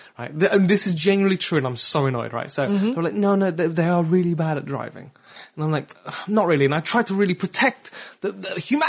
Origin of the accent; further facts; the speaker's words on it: Belgium; also born or lived in France / Germany / South Africa; now in England, United Kingdom; because I was born in France, but I grew up in Belgium and Germany and South Africa, and then I moved to England.